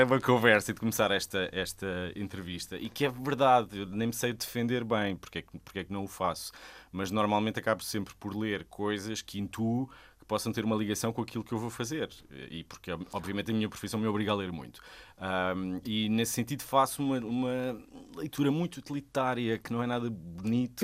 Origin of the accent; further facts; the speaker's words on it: Sesimbra, Setúbal, Portugal; eu sou de Sesimbra, toda a minha família é de lá e cresci lá.